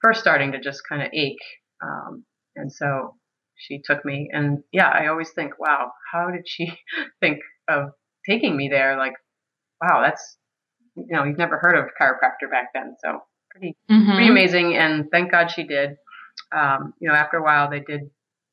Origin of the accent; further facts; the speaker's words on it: Medfield, Massachusetts, United States; now in Maine, United States; I grew up in Medfield, Massachusetts. That's a small town south of Boston.